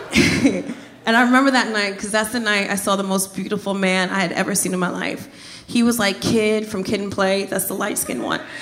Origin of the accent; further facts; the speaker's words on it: Trenton, New Jersey, United States; moved away as an adult; also born or lived in Miami; I'm originally from Jersey